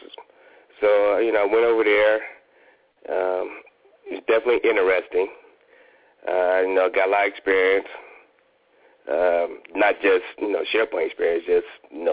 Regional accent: Ohio, United States; also born or lived in Washington, D.C. / Fort Worth, Texas; now in Atlanta, United States; I'm from Ohio

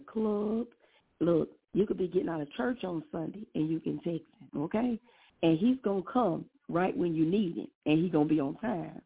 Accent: Hammond, Louisiana, United States; I'm from Louisiana, Hammond, Louisiana, to be exact

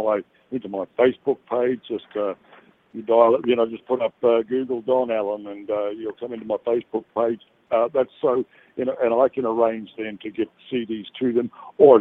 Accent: New Zealand; now in Australia; living in Australia and New Zealand, I'm actually originally from New Zealand.

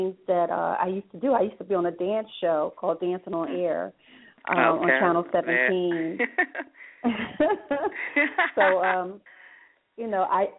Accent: Philadelphia, Pennsylvania, United States; I grew up in North Philadelphia, got saved in North Philadelphia

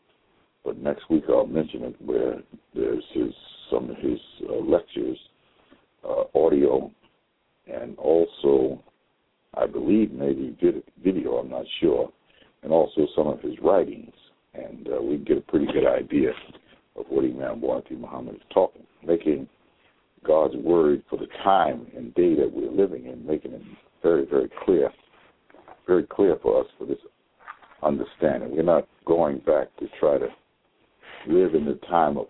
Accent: United States; African American Muslims here in these United States of America

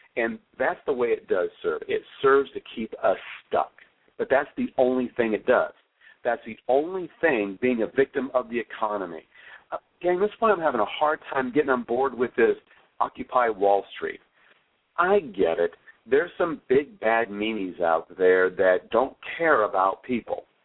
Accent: Flagstaff, Arizona, United States; We grew up in Flagstaff, Arizona, and had a lot of snow or winter.

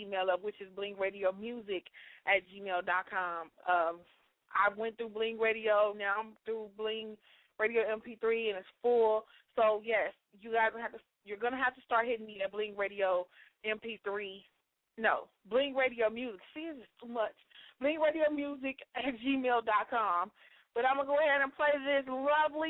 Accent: Chicago, Illinois, United States; Chicago, I'm loving my city

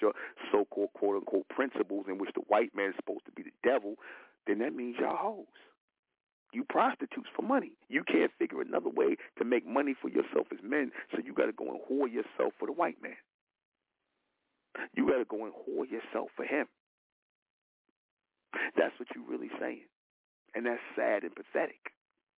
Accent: New York, United States; I'm from New York

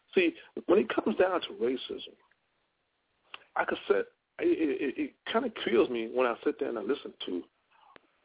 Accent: Louisiana, United States; I'm from Louisiana

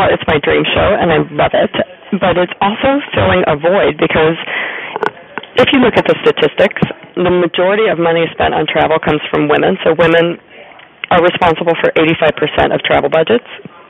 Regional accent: Ohio, United States; also born or lived in Kentucky; yes, I'm from Ohio and Kentucky, and, you know, half an hour from where I grew up, there are people who have never been 5 miles out of their own radius

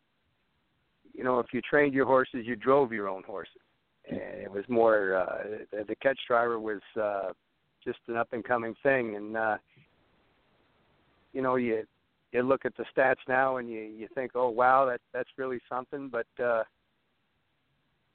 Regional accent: Lexington, Kentucky, United States; I grew up in Lexington, Kentucky

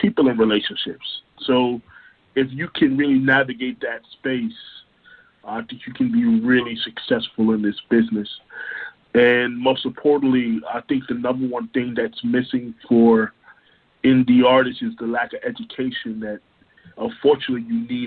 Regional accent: Orlando, Florida, United States; also born or lived in Brooklyn, New York; I am originally from Brooklyn, New York, but I have been raised in Orlando, Florida

